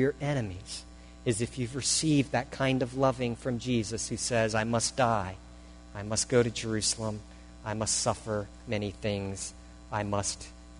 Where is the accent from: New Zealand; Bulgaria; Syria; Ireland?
Syria; I visit a house and I tell them I'm from Syria, that I'm from a Muslim background too